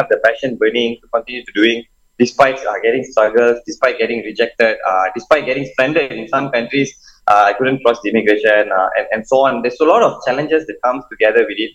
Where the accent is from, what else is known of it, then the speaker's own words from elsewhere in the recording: Malaysia; I'm Malaysian